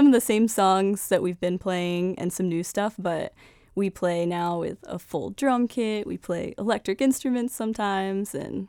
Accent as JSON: {"language": "English", "town": "Staunton", "region": "Virginia", "country": "United States", "said": "I'm from Stanton, Virginia."}